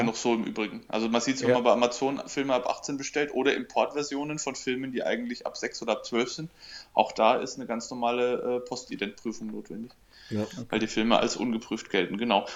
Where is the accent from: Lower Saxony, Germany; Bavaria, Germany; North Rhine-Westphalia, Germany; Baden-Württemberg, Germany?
Bavaria, Germany; Coburg; hier bei uns in Coburg